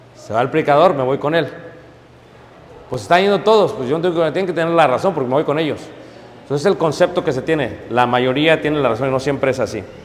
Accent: Mexico City, Mexico; also born or lived in Chicago; now in Elgin, United States; Nací en Ciudad de México. Me fui de joven a Estados Unidos. Eso es lo que soy yo. Soy mexicano.

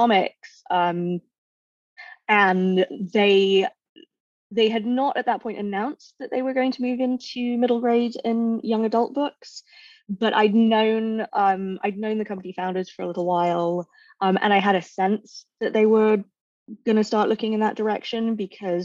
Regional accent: London, United Kingdom; now in San Francisco Bay Area, United States; I grew up in Northwest London.

